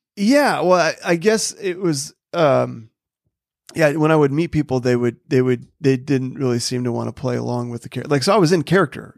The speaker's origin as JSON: {"language": "English", "region": "North Dakota", "country": "United States", "tie": "born or raised there", "said": "I grew up in North Dakota"}